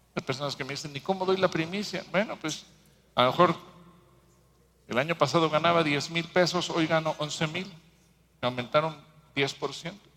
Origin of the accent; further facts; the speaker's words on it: Mexico